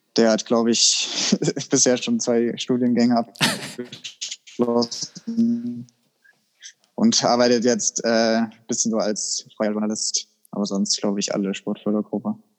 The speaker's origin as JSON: {"language": "German", "country": "Germany", "said": "bei uns in Deutschland"}